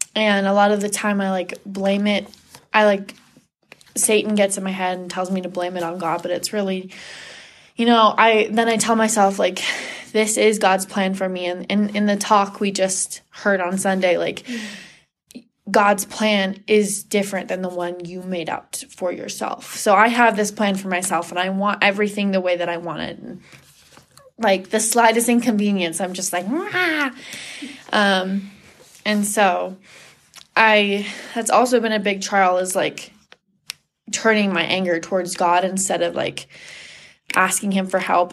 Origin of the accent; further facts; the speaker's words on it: Sammamish, Washington, United States; moved away as an adult; now in Provo, United States; I'm originally from Washington, Washington State, specifically Sammamish. I've lived there all my life